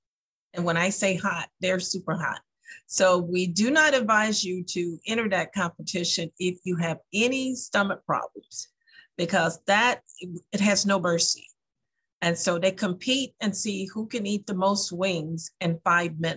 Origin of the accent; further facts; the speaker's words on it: the South, United States; now in Lansing, United States; I'm from the South. I was raised with a family of cooks